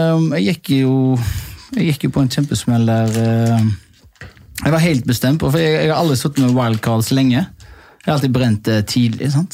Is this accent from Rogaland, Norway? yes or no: yes; Haugesund, Rogaland, Norway; moved away; kompisgjengen hjemme i Haugesund